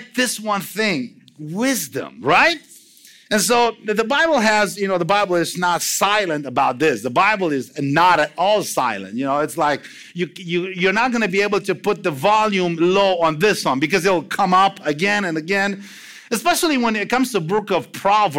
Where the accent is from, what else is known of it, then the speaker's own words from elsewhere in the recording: Romania; English is a second language; moved away; I'm from Romania